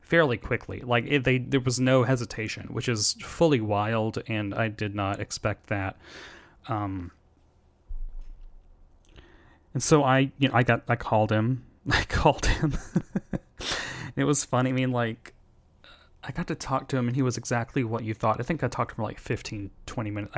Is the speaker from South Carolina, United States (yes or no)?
no; Tennessee, United States; he was the kind of man that I grew up around in Tennessee